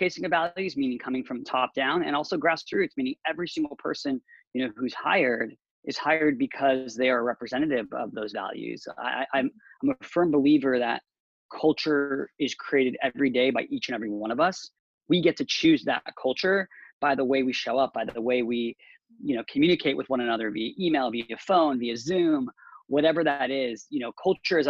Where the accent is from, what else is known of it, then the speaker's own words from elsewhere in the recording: Orange County, California, United States; moved away as an adult; now in San Francisco, United States; growing up in Orange County, first off, there were a lot of people with different views than my own.